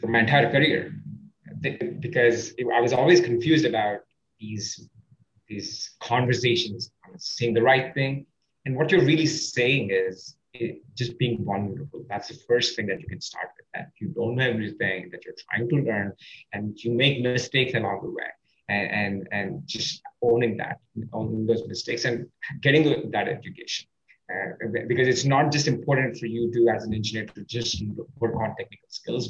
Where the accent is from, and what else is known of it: India; English is a second language